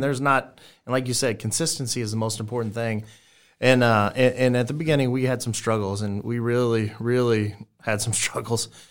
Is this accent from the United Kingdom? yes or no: no; South Texas, United States; now in Omaha, United States; I grew up in South Texas